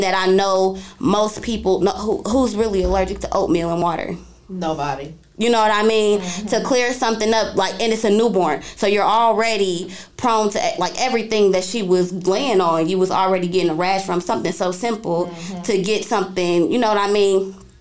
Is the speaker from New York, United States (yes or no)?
no; Indianapolis, Indiana, United States; I'm from Indianapolis, Indiana